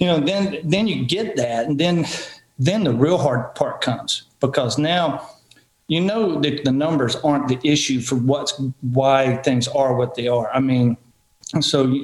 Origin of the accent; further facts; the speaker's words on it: Marion, Virginia, United States; my hometown, Marion, Virginia.